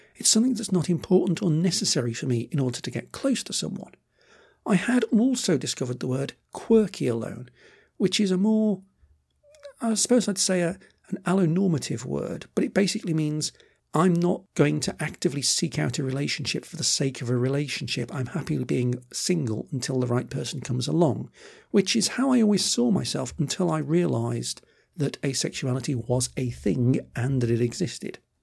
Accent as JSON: {"language": "English", "country": "United Kingdom", "said": "I'm British"}